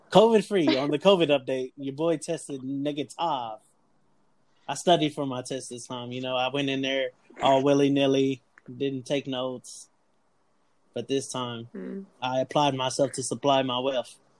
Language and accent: English; Texas, United States; we're all from Texas